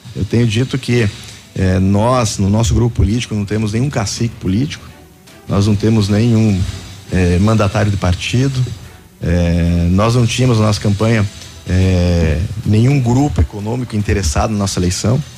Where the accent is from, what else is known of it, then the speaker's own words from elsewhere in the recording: Coronel Vivida, Paraná, Brazil; Sou natural de Coronel Vivida